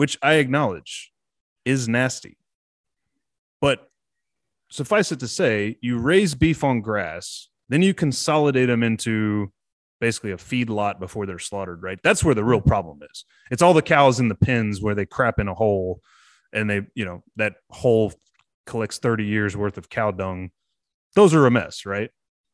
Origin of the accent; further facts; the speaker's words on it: Texas, United States; I'm a Texan